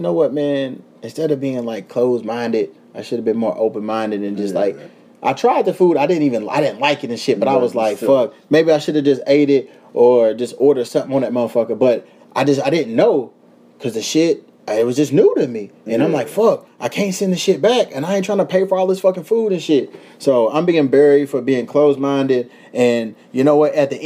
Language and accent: English; the South, United States; I'm from the South